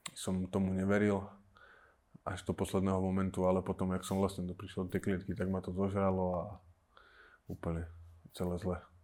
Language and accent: Slovak; Slovakia; Budem zápasy doma na Slovensku